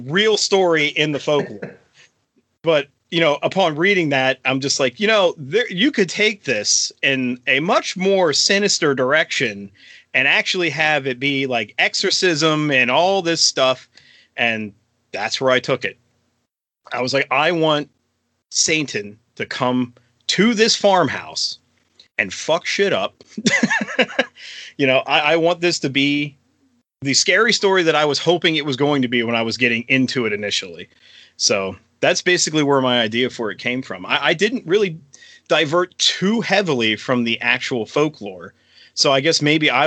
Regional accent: York, Pennsylvania, United States; a church in good old York, Pennsylvania, my hometown

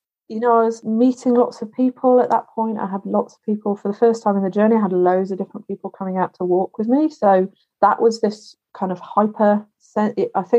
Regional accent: Wales, United Kingdom; born there; I was born in Wales, my country of Britain. Yeah. Sometimes I split myself. I am neither Welsh nor English, really.

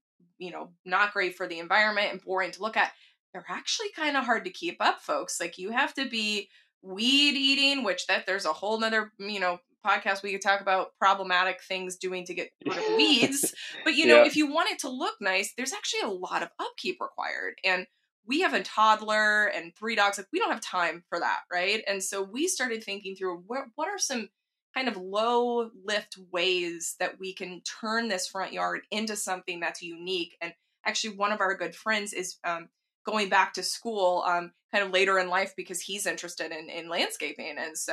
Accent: Texas, United States; growing up in Texas

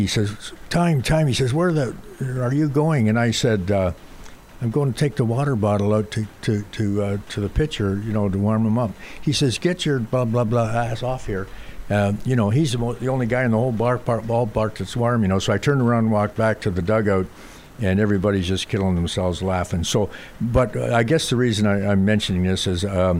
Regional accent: Canada; I was raised in hockey, obviously, being Canadian

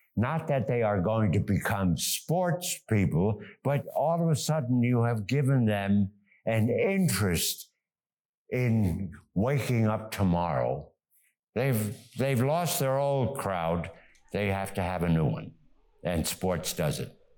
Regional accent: United States; moved away as an adult; also born or lived in Germany / New York; now in Geneva, Switzerland; We came to the United States. My education was totally in the United States

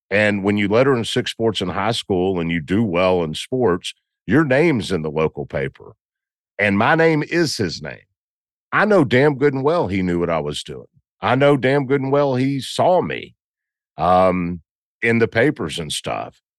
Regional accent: Southern US, United States; so, you know, I'm from the South.

